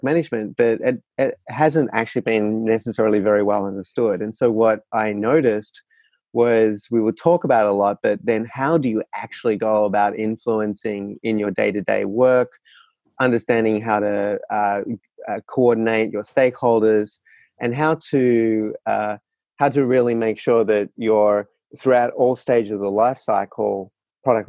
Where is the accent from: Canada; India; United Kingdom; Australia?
Australia; moved away as an adult; now in San Francisco, United States; I am actually a resident of San Francisco, but was born and bred in Australia.